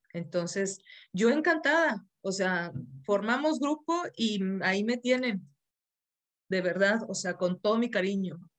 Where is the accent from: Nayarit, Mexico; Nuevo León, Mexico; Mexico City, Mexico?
Nuevo León, Mexico; Monterrey; now in Saltillo, Mexico; yo soy de Monterrey, vivo en Saltillo.